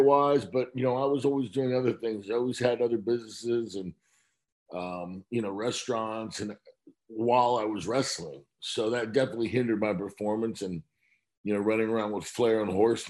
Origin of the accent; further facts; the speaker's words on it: Miami, Florida, United States; now in Tampa, United States; I was growing up in Miami